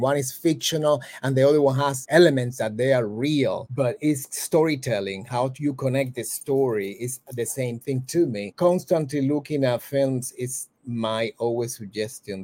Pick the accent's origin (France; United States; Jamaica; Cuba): Cuba; I'm from Cuba